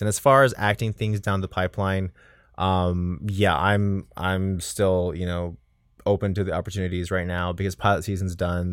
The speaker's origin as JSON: {"language": "English", "region": "South Texas", "country": "United States", "tie": "born or raised there", "moved": "yes", "said": "my hometown in South Texas"}